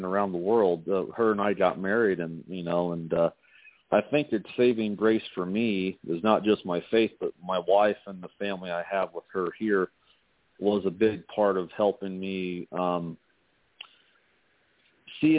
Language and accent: English; Indiana, United States; moved away as an adult; also born or lived in Nevada; now in Las Vegas, United States; I was born and raised in Indiana, and I'm proud to be a Hoosier.